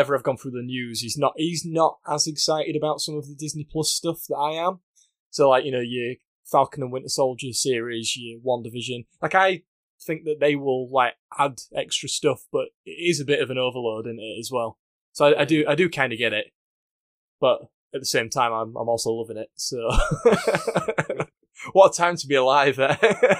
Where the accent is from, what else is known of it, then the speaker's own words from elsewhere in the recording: United Kingdom; I'm a Brit.